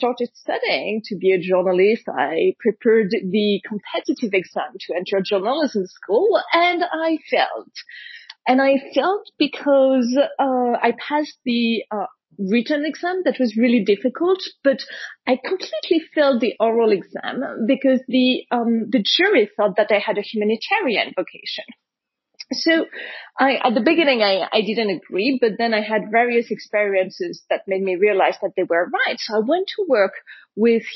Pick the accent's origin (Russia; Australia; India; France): France; Paris, Île-de-France; when I was a kid growing up in Paris